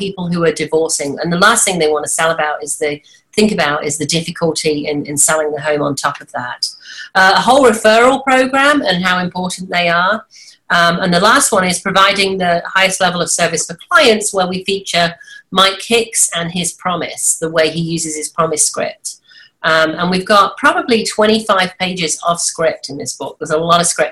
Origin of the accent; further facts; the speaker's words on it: an hour and a half north of London, England, United Kingdom; moved away as an adult; also born or lived in Washington, D.C.; now in United States; From the UK originally